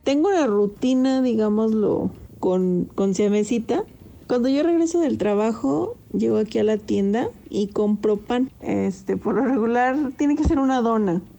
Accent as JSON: {"language": "Spanish", "region": "Zacatecas", "country": "Mexico", "said": "soy de Zacatecas"}